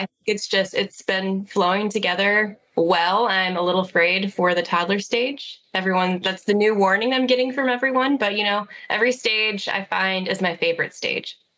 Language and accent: English; Fort Wayne, Indiana, United States; I was born and raised in Fort Wayne, Indiana